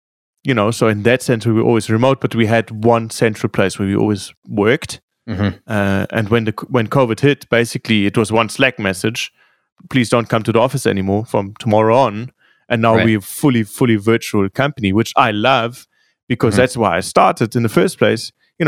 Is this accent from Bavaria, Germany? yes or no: yes; Munich, Bavaria, Germany; I grew up skiing in Munich.